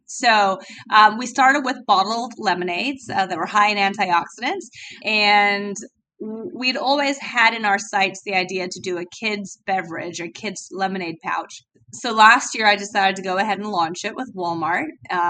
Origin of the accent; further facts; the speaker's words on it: London, United Kingdom; But I was born and raised in London, so I've got a very bizarre accent.